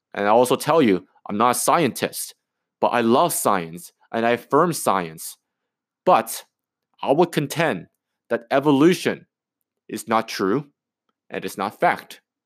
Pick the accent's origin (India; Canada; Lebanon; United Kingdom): Canada; I'm a Canadian, I, I, I'm from Canada